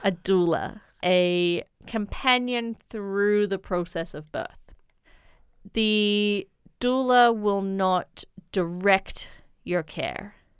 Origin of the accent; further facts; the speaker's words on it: Blue Mountains, New South Wales, Australia; moved away as an adult; now in China; I come from the Blue Mountains in Australia